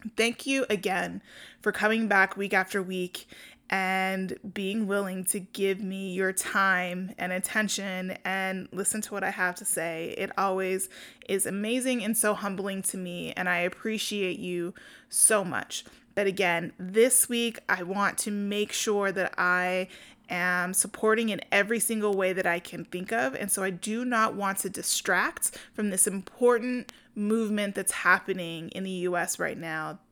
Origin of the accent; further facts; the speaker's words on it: Denver, Colorado, United States; I'm from Denver